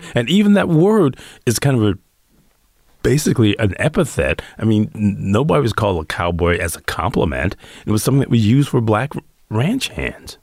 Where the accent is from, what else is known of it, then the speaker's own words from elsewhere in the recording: Detroit, Michigan, United States; growing up in Detroit